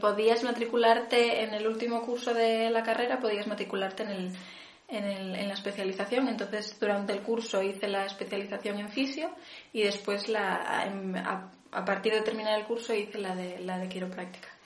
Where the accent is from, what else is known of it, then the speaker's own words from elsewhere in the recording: Vigo, Galicia, Spain; now in Santiago de Compostela, Spain; nací en Vigo, pero ahora vivo en Santiago